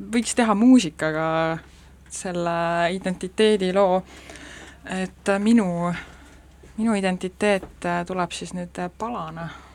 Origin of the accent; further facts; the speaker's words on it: Saare County, Estonia; olen saarlane